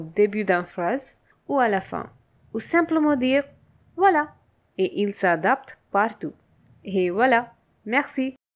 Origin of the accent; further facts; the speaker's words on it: India; French is a second language; je viens de l'Inde